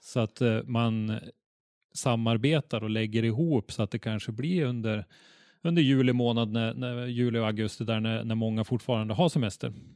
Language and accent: Swedish; Norrland, Sweden; vi norrlänningar